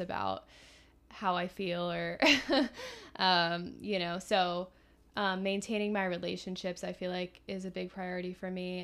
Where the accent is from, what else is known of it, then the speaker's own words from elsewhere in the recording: Philadelphia, Pennsylvania, United States; I'm from Philly